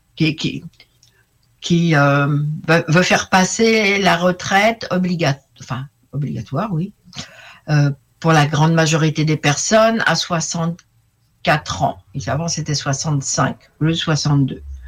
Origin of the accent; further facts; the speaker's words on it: France; je suis française moyenne